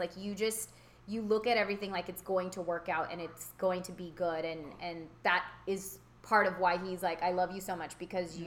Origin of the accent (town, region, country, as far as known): California, United States; born or raised there; also born or lived in Houston, Texas